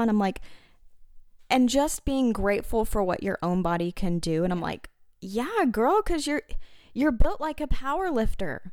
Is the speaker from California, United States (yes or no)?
no; Arkansas, United States; I'm from Arkansas